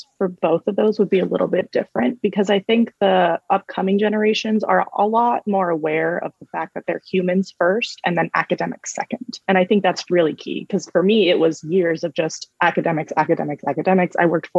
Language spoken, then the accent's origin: English; California, United States; I was raised in the Valley, in the San Fernando Valley in California, which isn't the safest area, but it's not the worst.